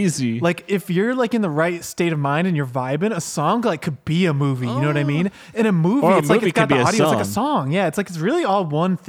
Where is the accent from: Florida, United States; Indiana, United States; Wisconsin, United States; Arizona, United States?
Florida, United States; Tampa; Yeah, I'm from Tampa. Right, I'm from there. Tampa Bay, actually, but I just moved here last week and I'm fucking psyched.